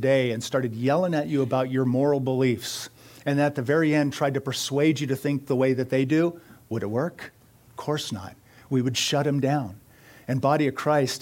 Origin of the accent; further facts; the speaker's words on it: United States; I am an American